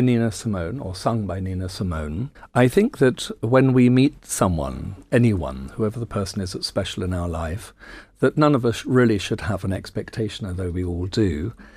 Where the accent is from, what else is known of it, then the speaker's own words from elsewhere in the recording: United Kingdom; I'm very proud that I'm British